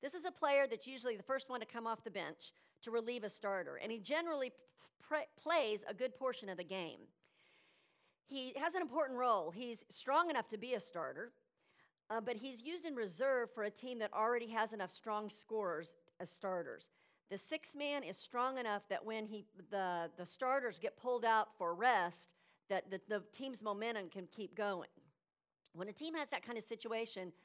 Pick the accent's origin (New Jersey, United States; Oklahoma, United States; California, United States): Oklahoma, United States; moved away as an adult; now in Brevard County, Florida, United States; I was born and bred in Oklahoma